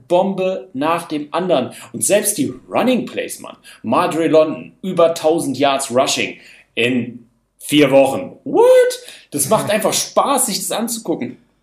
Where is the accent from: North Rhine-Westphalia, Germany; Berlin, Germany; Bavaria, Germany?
Berlin, Germany; ich bin Berliner